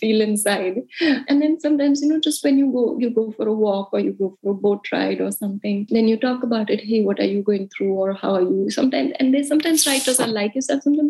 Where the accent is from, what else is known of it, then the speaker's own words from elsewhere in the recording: India; moved away as an adult; also born or lived in United States / Mumbai; I grew up in India and I always wanted to be a journalist